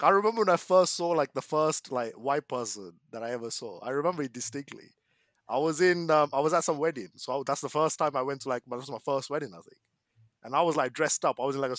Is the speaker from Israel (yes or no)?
no; Essex, East of England, United Kingdom; I'm from East. I'm from Essex, right?